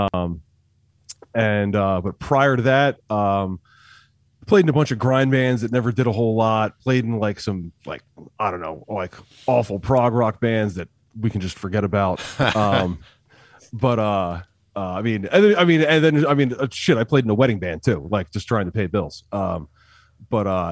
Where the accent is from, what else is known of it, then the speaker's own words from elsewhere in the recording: Trenton, New Jersey, United States; moved away as an adult; now in Boston, United States; I grew up in Trenton, unfortunately. and then uh, I've been living up in Boston for like 15 years now.